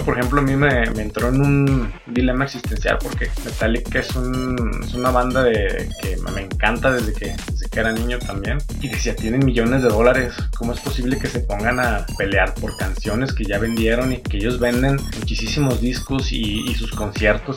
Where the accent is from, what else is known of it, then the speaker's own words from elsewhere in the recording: Aguascalientes, Mexico; accent: cantadito; somos de Aguascalientes y recuerden que todo lo ponemos la S y cantadito, hablamos cantadito.